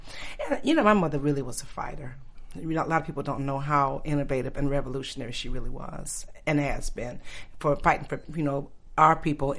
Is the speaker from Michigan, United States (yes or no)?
yes; Detroit, Michigan, United States; I grew up in Detroit. Mm-hmm. During the good time in Detroit. When I tell people I'm from Detroit, they're like, ugh. But Detroit, you know, that's my home. I love Detroit.